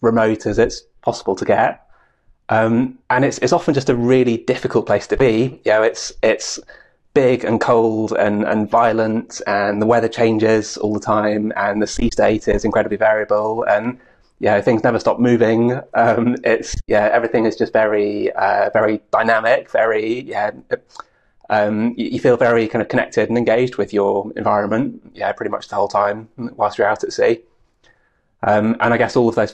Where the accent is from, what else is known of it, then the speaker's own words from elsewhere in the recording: Aberdeenshire, Scotland, United Kingdom; where I was growing up in Aberdeenshire